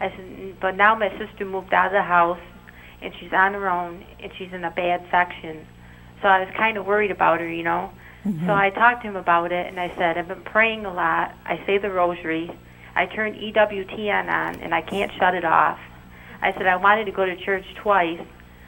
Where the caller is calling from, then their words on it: Frankfort, New York, United States; Frankfurt, New York